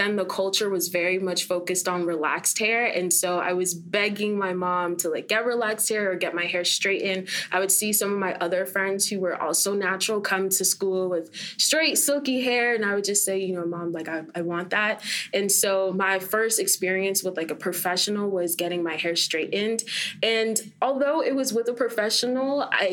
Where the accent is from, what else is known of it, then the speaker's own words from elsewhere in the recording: Fort Lauderdale, Florida, United States; also born or lived in Jamaica (family); I'm from Fort Lauderdale, Florida